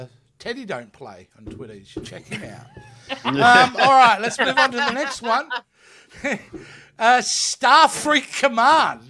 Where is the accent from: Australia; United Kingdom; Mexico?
Australia; I'm Australian